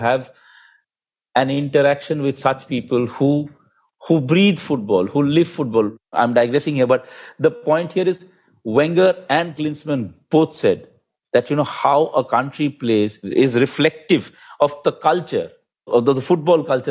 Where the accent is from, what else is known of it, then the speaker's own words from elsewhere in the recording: India; being an Indian